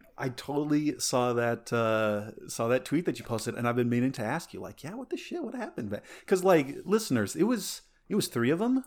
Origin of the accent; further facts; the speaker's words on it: Alamosa, Colorado, United States; growing up in Alamosa